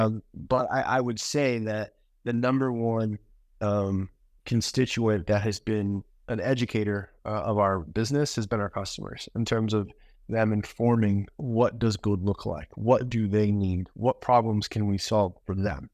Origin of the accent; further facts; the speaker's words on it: Maine, United States; moved away; also born or lived in New York; I actually grew up in Maine, which is kind of the opposite corner of the country